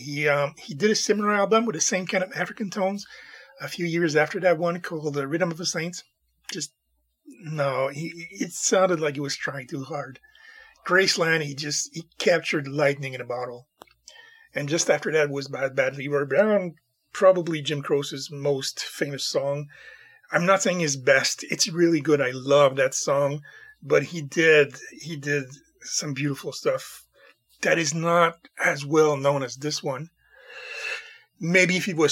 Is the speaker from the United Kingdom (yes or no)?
no; Montreal, Quebec, Canada; I'm from the Montreal area, the French part of the country.